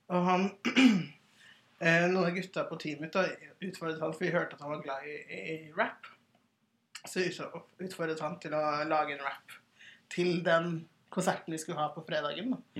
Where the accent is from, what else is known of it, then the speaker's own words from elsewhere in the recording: Oslo, Norway; also born or lived in Sierra Leone; Jeg er 31 år, fra Hauketå og Oslo.